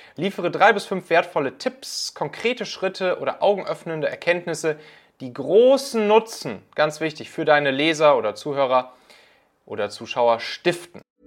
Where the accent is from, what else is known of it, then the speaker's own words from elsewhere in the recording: Hamburg, Germany; moved away; in der Superbude in Altona, meiner alten Heimat hier